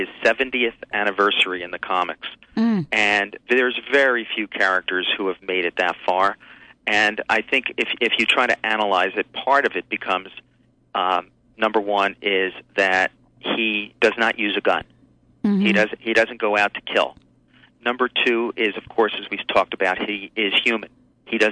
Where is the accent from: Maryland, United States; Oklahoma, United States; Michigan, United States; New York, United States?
New York, United States; New York City; growing up around New York City